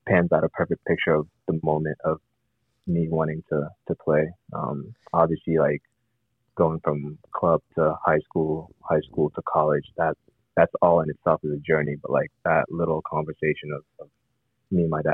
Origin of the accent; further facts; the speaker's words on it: Columbus, Ohio, United States; I grew up in Columbus, Ohio